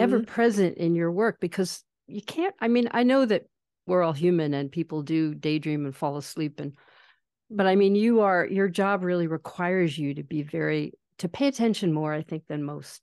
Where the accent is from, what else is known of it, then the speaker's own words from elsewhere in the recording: East Coast, United States; moved away; I grew up sailing on the East Coast